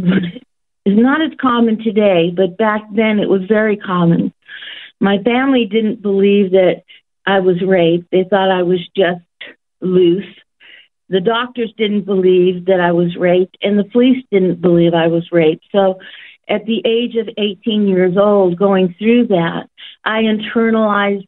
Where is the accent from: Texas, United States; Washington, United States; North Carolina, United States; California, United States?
California, United States; San Jose; born or raised there; now in Australia